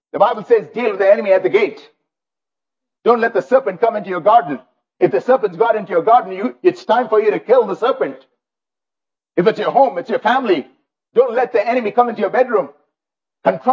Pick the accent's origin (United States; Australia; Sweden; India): India; now in Canada; I grew up in India